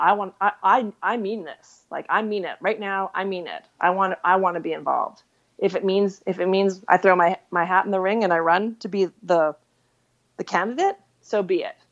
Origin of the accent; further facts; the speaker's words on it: Saskatchewan, Canada; moved away; I grew up in Saskatchewan.